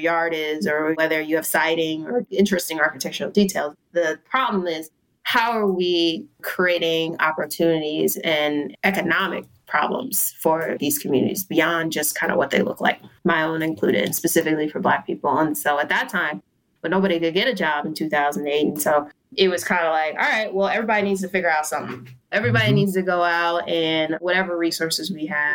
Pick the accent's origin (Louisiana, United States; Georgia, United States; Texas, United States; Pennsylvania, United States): Pennsylvania, United States; Cheltenham; also born or lived in Mount Airy, Philadelphia; I mostly grew up in Cheltenham. My mom lived in Cheltenham